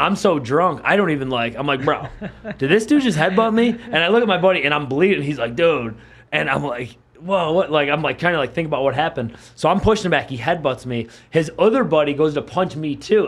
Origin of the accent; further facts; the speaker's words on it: Buffalo, New York, United States; where I grew up in Buffalo, we would go to Chippewa Street